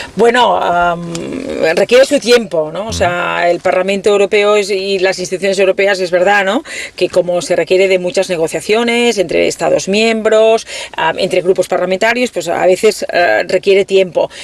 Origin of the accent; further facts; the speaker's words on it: Catalonia, Spain; como catalana